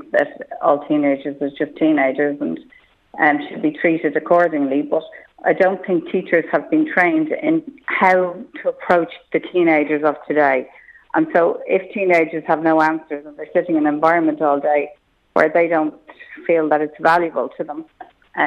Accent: Malahide, Leinster, Ireland; I grew up in Malahide

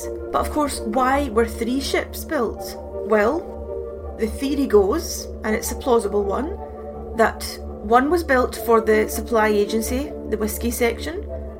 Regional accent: Glasgow, Scotland, United Kingdom; accent: Glasgow; It will be done in my Glasgow accent.

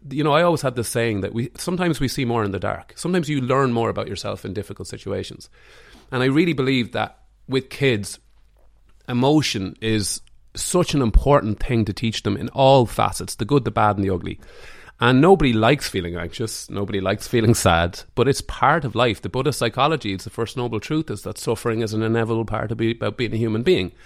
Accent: Mullingar, Leinster, Ireland; also born or lived in Dublin; now in Greystones, Ireland; I'm from Mullingar

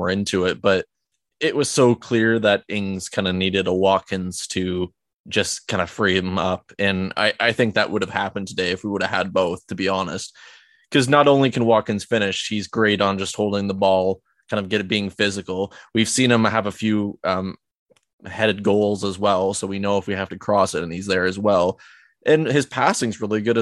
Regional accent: Canada; I'm Canadian.

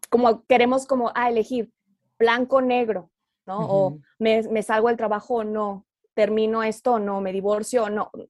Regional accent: Oaxaca, Mexico; born there; also born or lived in Torreón / Monterrey; now in Mexico City, Mexico; nací en Oaxaca y ah, luego viví en Torreón y luego en Monterrey y ahora estoy viviendo en la Ciudad de México. Entonces, soy de toda, ah, sur, norte y centro.

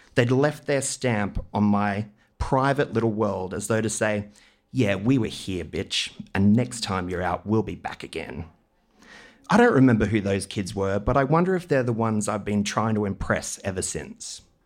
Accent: Maroochydore, Queensland, Australia; I grew up in Queensland's Sunshine Coast in the eighties.

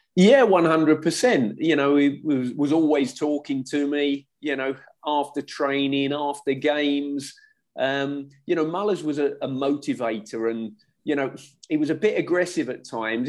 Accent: Bury St Edmunds, East of England, United Kingdom; born or raised there; also born or lived in Hillingdon, London; now in Thailand

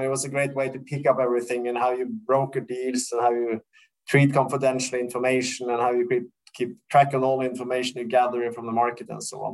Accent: Oslo, Norway; I was uh, born and raised in Oslo

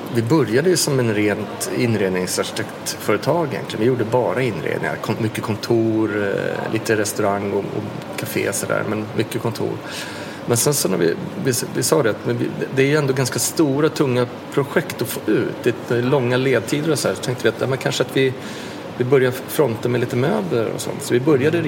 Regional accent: Sweden; vi kommer från lilla Sverige och Skandinavien

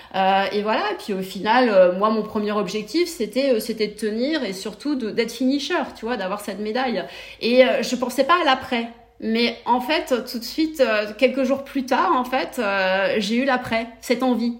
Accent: Brittany, France; moved away as an adult; now in Barcelona, Spain; je suis bretonne, originaire du Morbihan, d'un petit village euh, Nivia qui se situe entre Vannes et Nantes

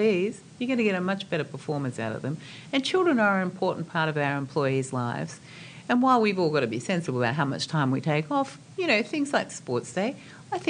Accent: Australia

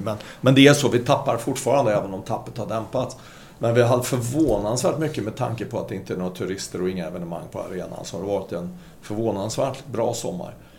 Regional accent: Sweden; som svensk ansvarig för Norden

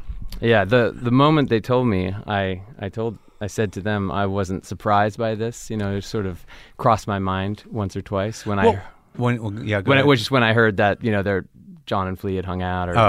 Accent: California, United States; My sister and I are the only Californians.

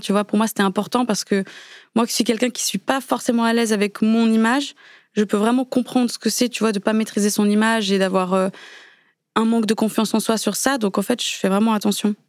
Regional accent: Switzerland; moved away; vivant en Suisse à ce moment-là, parce que je suis née en Suisse

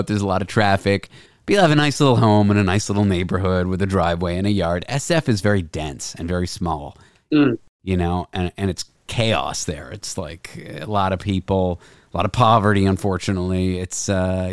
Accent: Toronto, Ontario, Canada; also born or lived in San Francisco; now in New York, United States; I'm from Toronto and I live in New York.

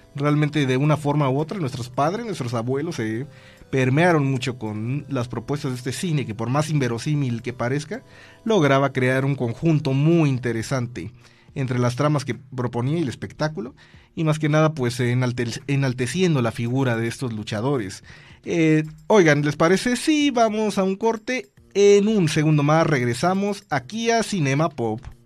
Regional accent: Mexico; nosotros como mexicanos

